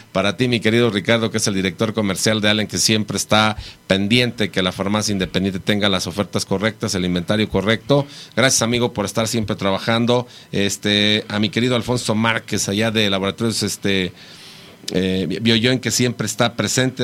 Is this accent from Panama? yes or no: no; Mexico; cada día somos más mexicanos